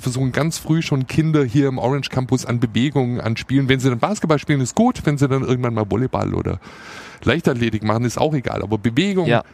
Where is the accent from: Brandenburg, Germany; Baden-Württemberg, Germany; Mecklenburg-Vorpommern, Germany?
Baden-Württemberg, Germany; Swabia; accent: Swabian; first language Standard German and Swabian; ich bin ja zweisprachig aufgewachsen, Hochdeutsch und Schwäbisch. Und äh, ich bin auch Schwabe aus Passion